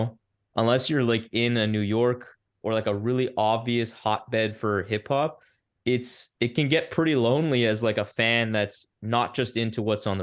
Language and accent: English; Ottawa, Ontario, Canada; moved away as an adult; now in Toronto, Canada; I moved to Toronto in July of last year, but I lived and born and raised in Ottawa